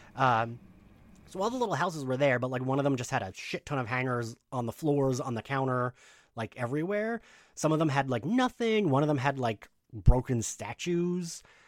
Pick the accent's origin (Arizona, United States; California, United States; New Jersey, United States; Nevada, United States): New Jersey, United States; my home state of New Jersey